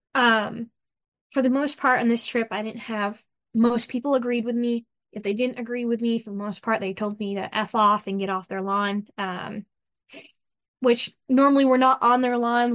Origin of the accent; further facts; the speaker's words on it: United States; We are American and we are Christian